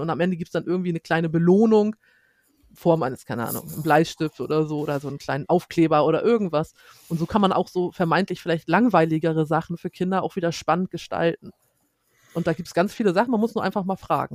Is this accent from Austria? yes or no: no; Schleswig-Holstein, Germany; wir kommen aus Schleswig-Holstein